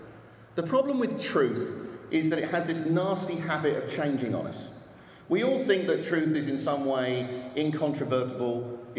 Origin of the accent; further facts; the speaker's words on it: Austin, Texas, United States; and I'm from Austin, Texas, as I'm sure you can tell.